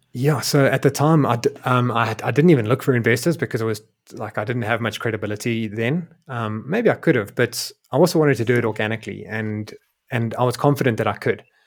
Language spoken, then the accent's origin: English; South Africa; moved away as an adult; also born or lived in Europe; my home country of South Africa